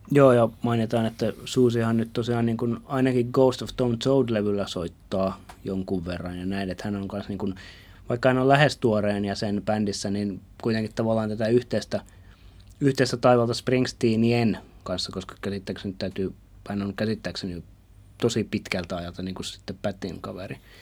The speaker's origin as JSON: {"language": "Finnish", "country": "Finland", "said": "mä oon Suomesta"}